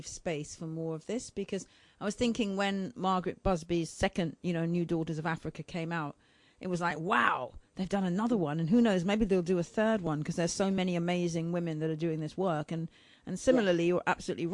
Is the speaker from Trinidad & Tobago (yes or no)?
yes; Trinidad & Tobago; as a Trinidadian